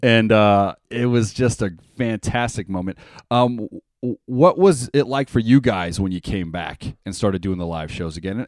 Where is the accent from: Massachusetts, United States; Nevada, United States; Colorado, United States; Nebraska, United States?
Nevada, United States; Las Vegas; born and raised in Las Vegas